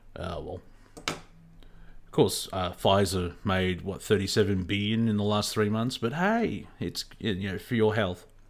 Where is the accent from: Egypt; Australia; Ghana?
Australia; accent: Australian; I was brought up in a, um, an Australian school system